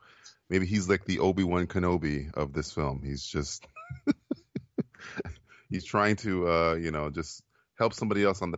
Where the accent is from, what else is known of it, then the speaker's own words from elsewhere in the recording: Florida, United States; I'm from Florida